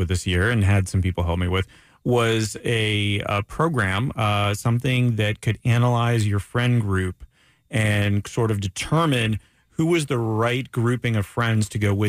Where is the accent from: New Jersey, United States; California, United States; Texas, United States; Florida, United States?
Florida, United States; Daytona Beach; because I'm from Daytona Beach. Raised in Daytona Beach.